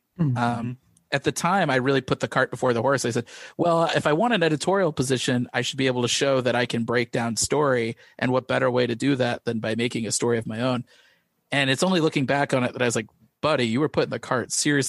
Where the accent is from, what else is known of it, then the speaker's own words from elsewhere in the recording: Missouri, United States; I grew up in Missouri